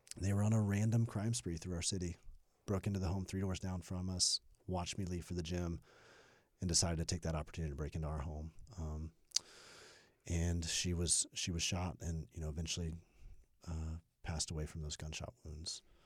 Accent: Birmingham, Alabama, United States; moved away as an adult; also born or lived in Indianapolis, Indiana / South Carolina; I grew up in Alabama. I was a pastor's kid, Birmingham, Alabama.

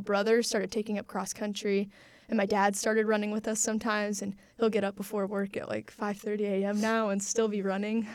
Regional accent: Warsaw, Indiana, United States; I grew up in Warsaw, Indiana

